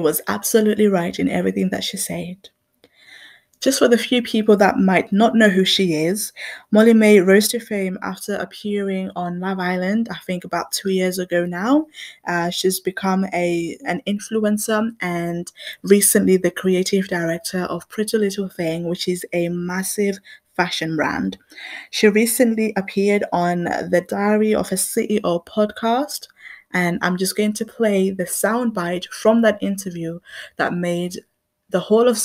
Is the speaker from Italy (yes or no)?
no; Zimbabwe; now in England; I grew up in Zimbabwe